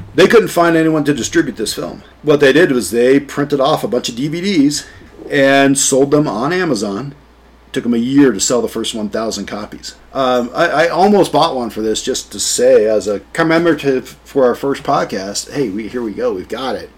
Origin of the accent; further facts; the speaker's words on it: central Ohio, United States; I'm from Ohio